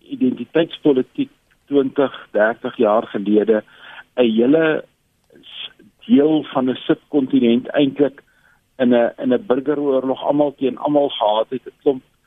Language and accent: Afrikaans; South Africa